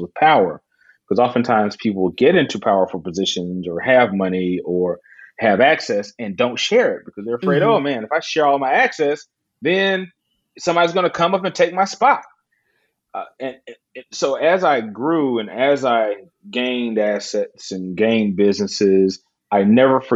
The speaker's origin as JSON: {"language": "English", "region": "Alabama", "country": "United States", "said": "I'm from Alabama"}